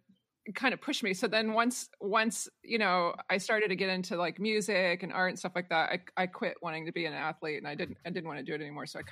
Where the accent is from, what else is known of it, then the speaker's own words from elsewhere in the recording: Marion, Iowa, United States; So I grew up in Marion, Iowa, and it's like sort of this small town outside of Cedar Rapids, which is like the bigger city in Iowa.